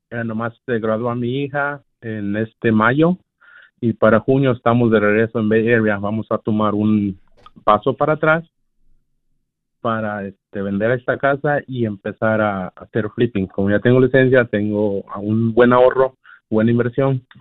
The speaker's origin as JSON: {"language": "Spanish", "region": "Puebla", "country": "Mexico", "moved": "yes", "lives_now": "United States", "said": "Puebla, Puebla."}